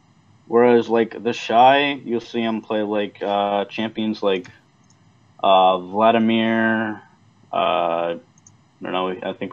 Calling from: Baltimore, Maryland, United States; Baltimore, Maryland.

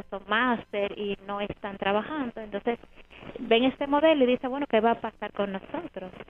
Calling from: Herrera, Panama; de Herrera.

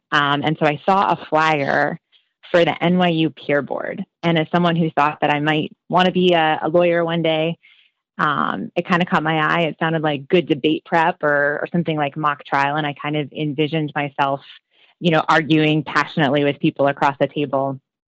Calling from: Long Beach, California, United States; I am calling in from Long Beach, California. So I moved out to California in 2012.

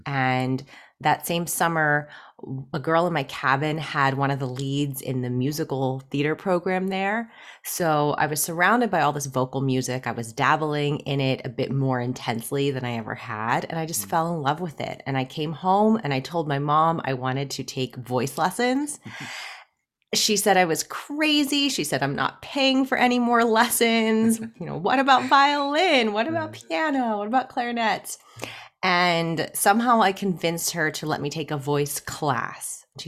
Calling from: Pittsburgh, Pennsylvania, United States; I am in Pittsburgh, Pennsylvania, in the United States.

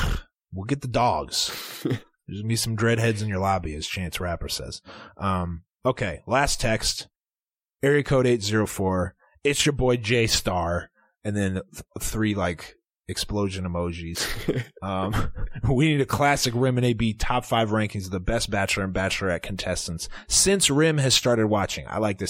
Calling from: Philadelphia, Pennsylvania, United States; Area code 215. … I'm from Philadelphia.

